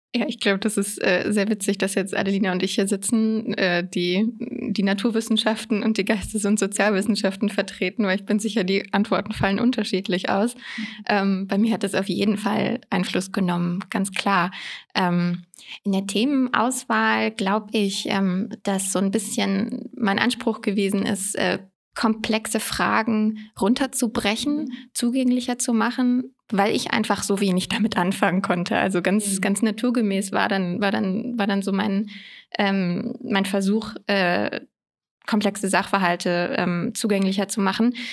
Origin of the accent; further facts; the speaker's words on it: Koblenz, Rhineland-Palatinate, Germany; moved away as an adult; also born or lived in London; now in Berlin, Germany; Ich bin ursprünglich geboren in Koblenz in Rheinland-Pfalz und bin dann zum Studieren nach Berlin gezogen